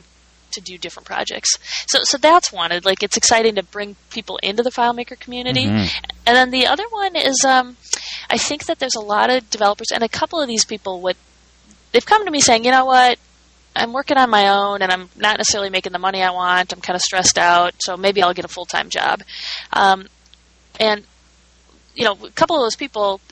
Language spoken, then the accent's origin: English; Minnesota, United States; moved away; I'm from Minnesota